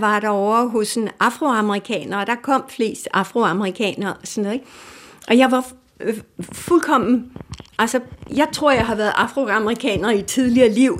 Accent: Denmark

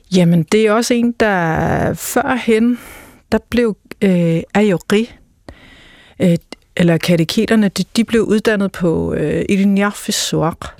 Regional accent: Greenland; hjemme i Grønland

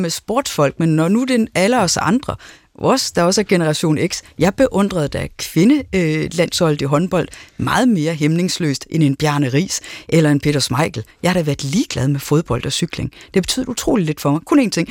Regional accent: Aarhus, Central Denmark Region, Denmark; jeg er vokset op i Aarhus

